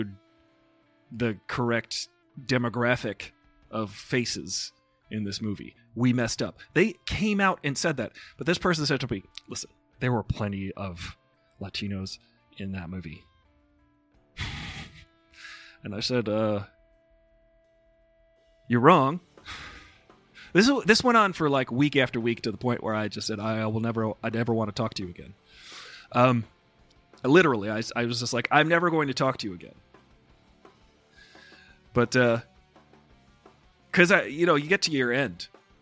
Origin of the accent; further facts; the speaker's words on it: Long Island, New York, United States; I grew up on Long Island